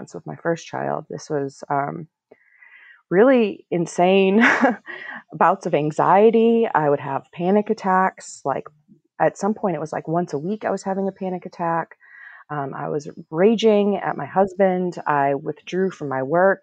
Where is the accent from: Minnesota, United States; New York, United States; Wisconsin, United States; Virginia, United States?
Minnesota, United States; moved away as an adult; now in Washington, D.C., United States; I was born in DC, actually, but I grew up in Minnesota, and I'm a product of Iranian immigrants